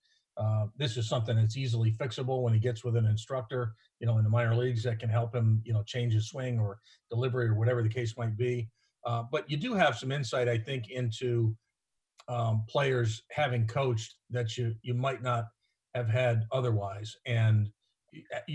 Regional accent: Florida, United States; moved away as an adult; also born or lived in New York; now in Cincinnati, United States; I grew up in Florida

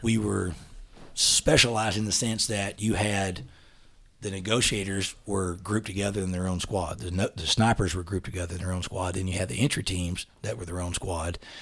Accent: East Texas, United States; accent: East Texas dialect; moved away as an adult; also born or lived in Huntsville, Texas; now in Dallas, United States; I grew up in East Texas with a family that, we lived on a ranch

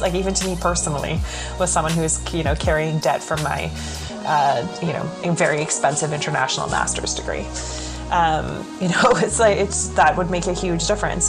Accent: Canada; I'm Canadian

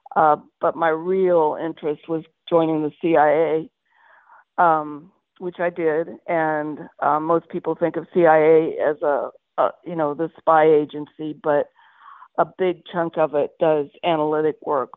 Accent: Terre Haute, Indiana, United States; also born or lived in Michigan; I was born in Michigan, but I was raised in Indiana, and that's where I call home, Terre Haute, Indiana.

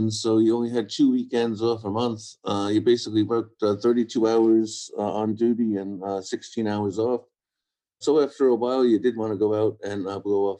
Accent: New York City, New York, United States; moved away as an adult; also born or lived in Ireland (ancestry); now in Scotland, United Kingdom; I come from Staten Island, New York.

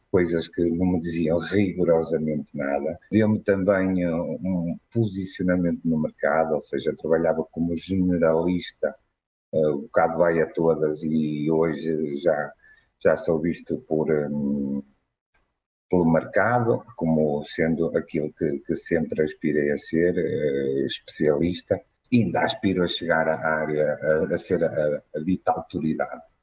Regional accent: Guimarães, Norte, Portugal; uh, sou de Guimarães.

